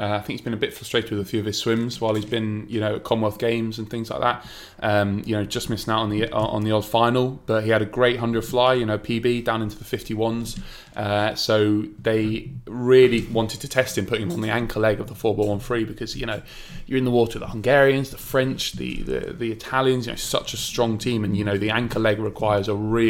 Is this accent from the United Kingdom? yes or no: yes; England, United Kingdom